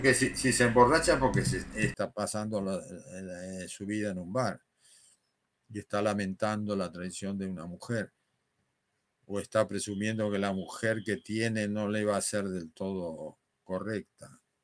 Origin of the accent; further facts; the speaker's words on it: Buenos Aires, Argentina; moved away as an adult; now in Madrid, Spain; mi ciudad de origen